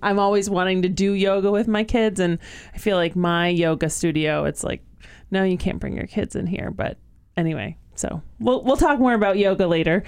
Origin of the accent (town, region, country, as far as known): Western Mass, Massachusetts, United States; born or raised there